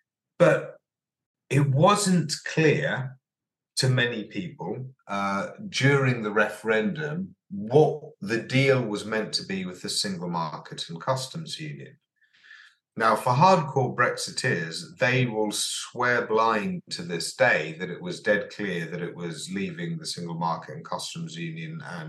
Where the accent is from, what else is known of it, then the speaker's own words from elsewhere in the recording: United Kingdom; because we're British and we will negotiate a better model than anyone else could possibly negotiate